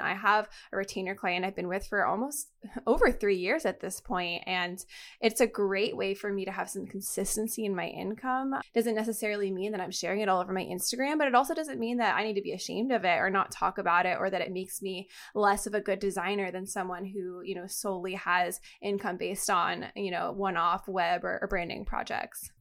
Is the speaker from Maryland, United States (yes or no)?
no; Florida, United States; moved away as an adult; also born or lived in New York; when I was living in New York because I'm from Florida